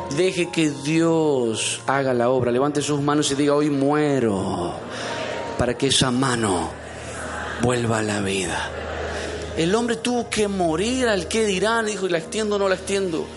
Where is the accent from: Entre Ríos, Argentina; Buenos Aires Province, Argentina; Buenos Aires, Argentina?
Entre Ríos, Argentina; moved away; alguien de allá entre ríos, en medio de las vacas? Nosotros somos del campo